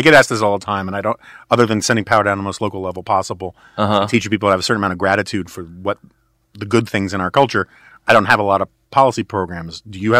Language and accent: English; New York, United States; now in Washington, D.C., United States; I grew up on the Upper West Side of Manhattan.